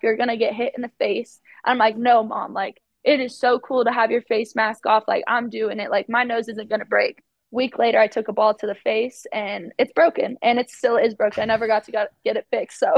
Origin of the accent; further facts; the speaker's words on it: Arizona, United States; moved away as an adult; now in Utah, United States; I am from Arizona